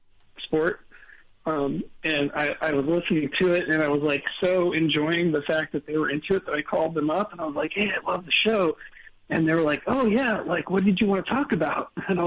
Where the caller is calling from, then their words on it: Orlando, Florida, United States; … in Orlando.